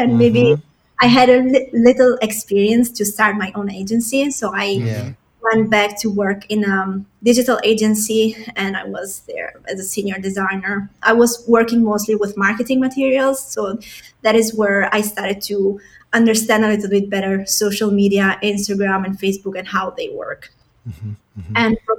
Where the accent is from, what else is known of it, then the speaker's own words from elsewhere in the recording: Italy; also born or lived in Albania / Germany; I was born in Albania. It's a small city in East Europe, but I have traveled a lot in my life. So I started to travel since I was a little kid, and I lived in Germany, and then I spent most of my childhood in Italy.